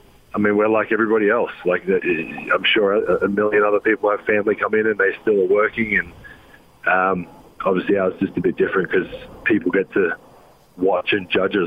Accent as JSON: {"language": "English", "country": "Australia", "tie": "born or raised there", "moved": "as an adult", "lives_now": "United States", "said": "growing up in Australia and having Christmas in the summer of 100 and plus degrees and swimming in the pool all day and then having Christmas in the freezing cold snow now."}